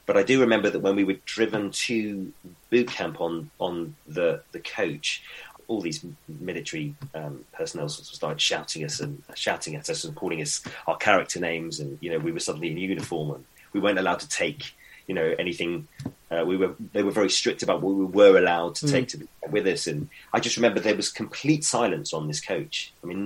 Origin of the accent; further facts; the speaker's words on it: United Kingdom; as a British actor